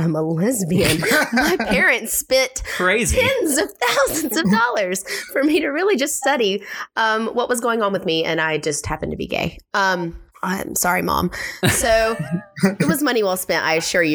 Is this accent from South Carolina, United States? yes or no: yes; South Carolina, United States; coming from small town South Carolina, growing up and kind of coming into myself in my small country town